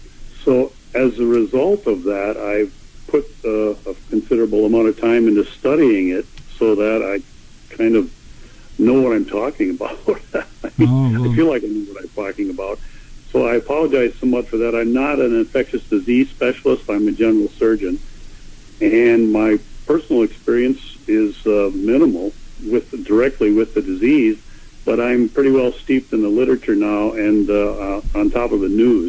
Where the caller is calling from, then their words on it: Spooner, Wisconsin, United States; I live in northern Wisconsin in a small town called Spooner.